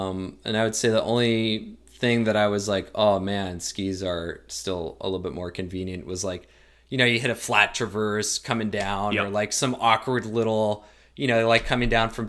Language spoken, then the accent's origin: English; Portland, Maine, United States; Like I'm from Portland, Maine, so like our real advantage is that we're kind of have a bit of a back door into the White Mountains.